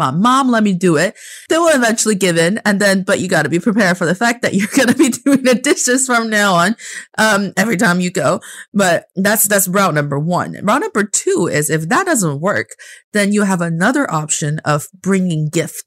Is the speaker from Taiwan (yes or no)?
no; Northeast China, China; English is a second language; also born or lived in United States; now in Beijing, China; my hometown in the northeast part of China